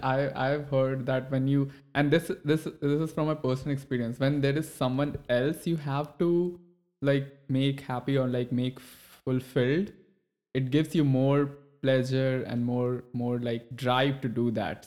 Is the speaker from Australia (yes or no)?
no; India; now in United States; when I have moved to U S, I, I come from India.